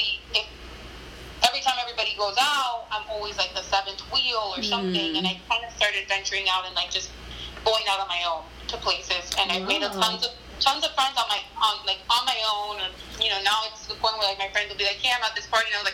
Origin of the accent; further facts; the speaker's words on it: Miami, Florida, United States; I came from Miami